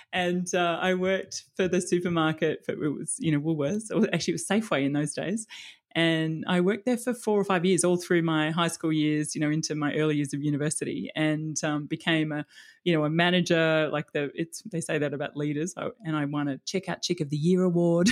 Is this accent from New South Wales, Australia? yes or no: no; Melbourne, Victoria, Australia; moved away as an adult; also born or lived in Sydney; now in Palm Beach, Sydney, Australia; grew up in Melbourne